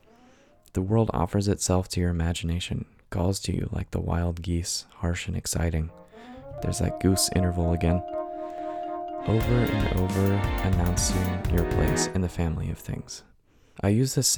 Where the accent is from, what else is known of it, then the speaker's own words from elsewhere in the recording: the American South, United States; I grew up in the Christian American South, but I'm not religious anymore